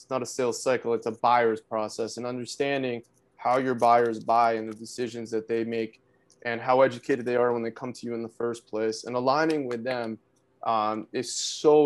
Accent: South Florida, United States; moved away as an adult; also born or lived in New York City; now in Atlanta, United States; I grew up in South Florida

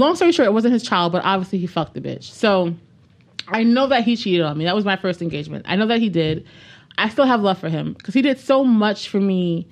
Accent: New York City, New York, United States; I'm from the Bronx.

